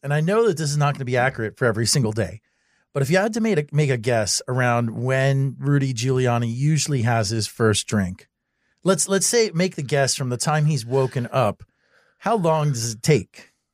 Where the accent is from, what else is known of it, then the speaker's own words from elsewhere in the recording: Miami, Florida, United States; I'm from Miami.